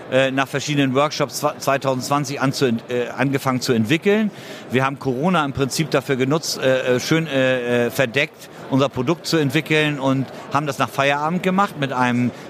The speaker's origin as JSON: {"language": "German", "region": "Hamburg", "country": "Germany", "said": "Ich komme aus Hamburg, aus der Logistikhauptstadt Deutschlands."}